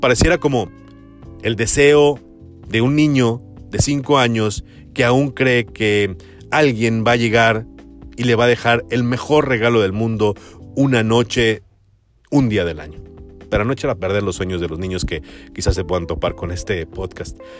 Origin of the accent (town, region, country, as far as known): Mexico